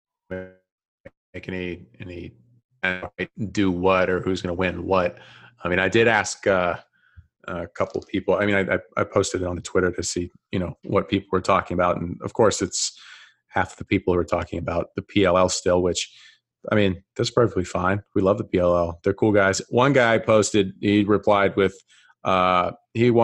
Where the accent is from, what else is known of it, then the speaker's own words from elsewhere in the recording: the South, United States; I'm from the South